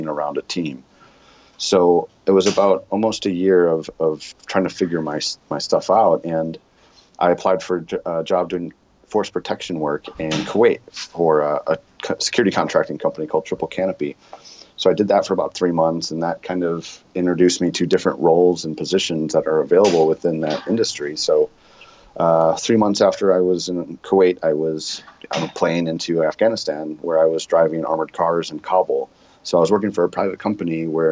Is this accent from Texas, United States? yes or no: no; Sheboygan, Wisconsin, United States; moved away as an adult; now in Chicago, United States; I grew up in Sheboygan, Wisconsin